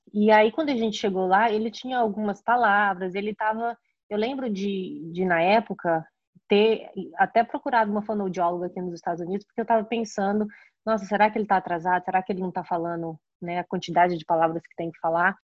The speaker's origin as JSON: {"language": "Portuguese", "town": "Goiânia", "region": "Goiás", "country": "Brazil", "moved": "yes", "lives_now": "Chicago, United States", "said": "eu sou de Goiânia."}